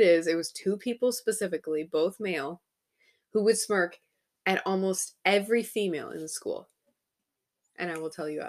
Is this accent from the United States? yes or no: yes; Midwest, United States; also born or lived in Illinois; it's in my nature as a Midwesterner to smile back.